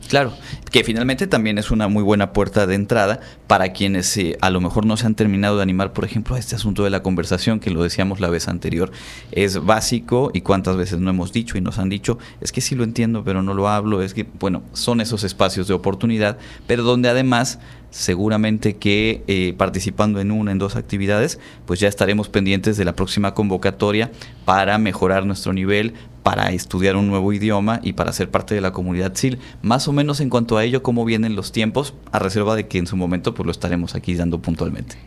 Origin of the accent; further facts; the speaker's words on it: Yucatán, Mexico; Sabemos que aquí en nuestra, en nuestra región, por supuesto, somos orgullosos del Hanal